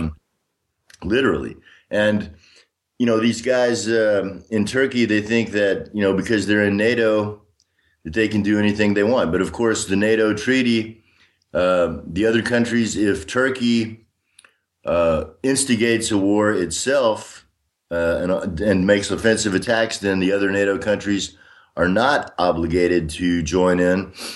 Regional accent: Austin, Texas, United States; moved away as an adult; also born or lived in Washington State / Minnesota / Illinois / Tulsa, Oklahoma; now in Donetsk, Ukraine; I was born in nineteen sixty in Austin, Texas. I grew up mostly in Texas

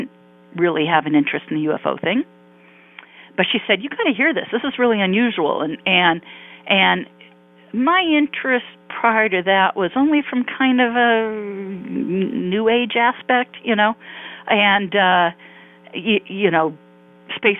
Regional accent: Palos Verdes, California, United States; also born or lived in Santa Monica, California / Irvine, California; now in Newport Beach, United States; I grew up in Southern California. In Palos Verdes, to be exact

